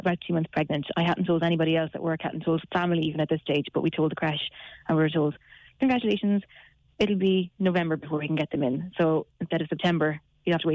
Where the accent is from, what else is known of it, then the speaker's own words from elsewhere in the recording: Galway, Connacht, Ireland; moved away; I'm from Galway and my husband is from Mayo. So we've got no family down here